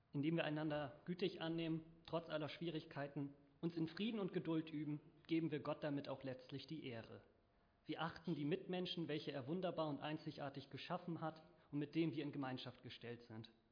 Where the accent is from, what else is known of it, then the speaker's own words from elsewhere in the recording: Northern Germany, Germany; bei uns in Norddeutschland